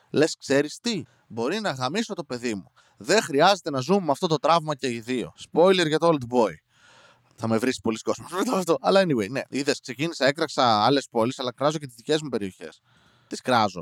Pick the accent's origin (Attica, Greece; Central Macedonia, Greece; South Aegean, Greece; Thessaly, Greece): Central Macedonia, Greece; Serres; είμαι από Σέρε